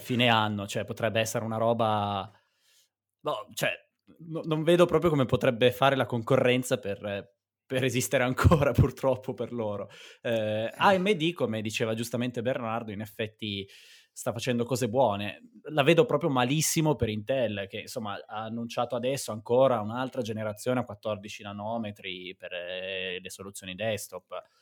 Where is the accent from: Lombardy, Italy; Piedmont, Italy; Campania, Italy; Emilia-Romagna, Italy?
Piedmont, Italy; Garessio; now in Priola, Italy; Garessio, ma adesso vivo a Privola.